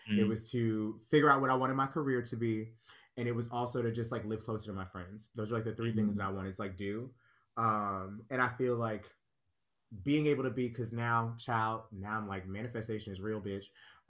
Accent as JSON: {"language": "English", "town": "Pittsburgh", "region": "Pennsylvania", "country": "United States", "lives_now": "New York, United States", "said": "because I feel like I came from Pittsburgh, I went to the Pit, I was there for 2 years, and that's basically what that cycle was."}